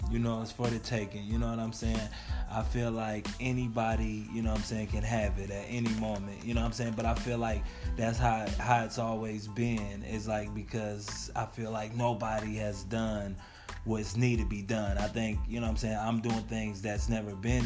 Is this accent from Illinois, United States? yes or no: yes; Rock Island, Illinois, United States; now in Des Moines, United States; I'm from the Quad Cities, Rock Island, Illinois